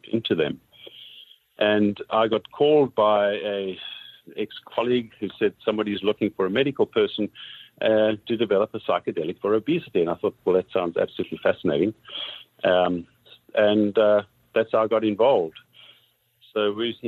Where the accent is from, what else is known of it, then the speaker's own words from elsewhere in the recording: South Africa; moved away as an adult; now in Canada; I'm originally from South Africa.